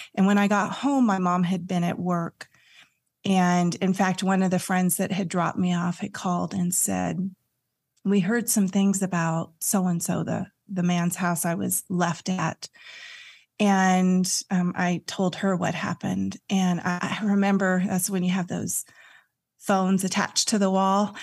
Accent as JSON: {"language": "English", "region": "California", "country": "United States", "tie": "born or raised there", "also_born_or_lived": "Santa Cruz", "said": "I grew up in California and we moved to Santa Cruz"}